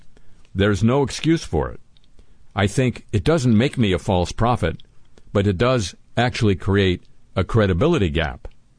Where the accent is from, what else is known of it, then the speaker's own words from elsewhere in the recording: Kenosha, Wisconsin, United States; I was born and raised in Kenosha. I met and married my wife here.